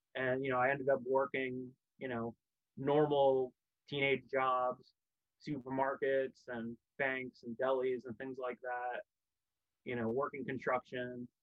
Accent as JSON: {"language": "English", "region": "New Jersey", "country": "United States", "tie": "born or raised there", "said": "where I grew up in Jersey"}